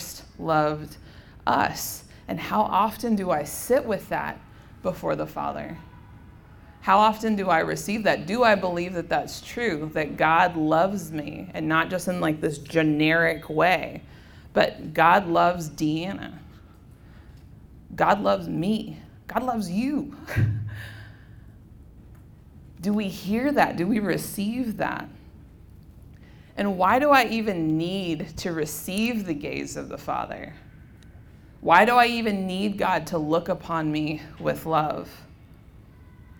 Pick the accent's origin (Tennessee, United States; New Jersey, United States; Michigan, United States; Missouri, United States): Tennessee, United States; Memphis; moved away as an adult; also born or lived in Dodge City, Kansas; just growing up in the Diocese of Memphis